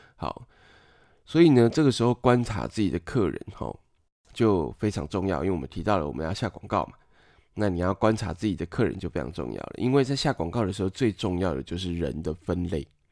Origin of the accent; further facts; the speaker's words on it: Taiwan; 我们台湾人总是需要范例来辅助我们理解